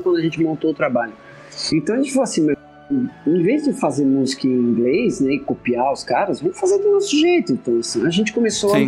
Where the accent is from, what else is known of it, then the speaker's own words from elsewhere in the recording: Sorocaba, São Paulo, Brazil; moved away as an adult; also born or lived in Londrina; Quando eu me mudei para Londrina, que eu sou de Sorocaba, eu vim fazer faculdade em Londrina